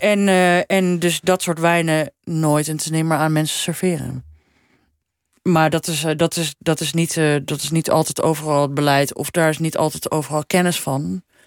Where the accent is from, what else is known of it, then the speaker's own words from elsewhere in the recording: Amsterdam, North Holland, Netherlands; moved away as an adult; also born or lived in Paris; now in Copenhagen, Denmark; ik ben echt wel opgegroeid in Amsterdam. En ik heb daar tot mijn 31ste gewoon eh, hè, gewoond, gestudeerd, gewerkt